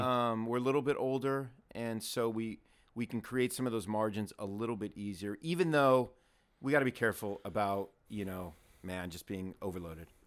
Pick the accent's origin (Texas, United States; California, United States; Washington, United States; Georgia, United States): California, United States; Southern; I was born and raised in Southern California